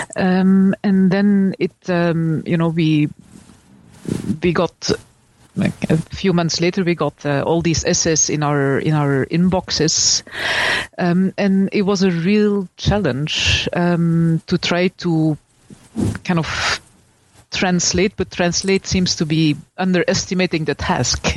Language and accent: English; Belgium; I'm from Belgium, and I studied at the uh, University of Leuven